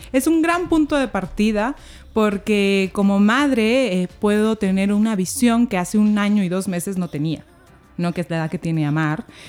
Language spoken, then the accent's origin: Spanish; Peru; now in Mexico; somos los peruanos